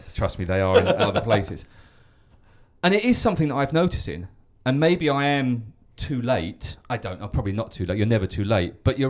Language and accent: English; England, United Kingdom; moved away; where I grew up in England